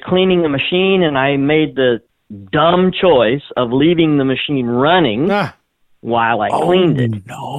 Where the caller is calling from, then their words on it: Springport, Indiana, United States; I'm calling from Springport, Indiana.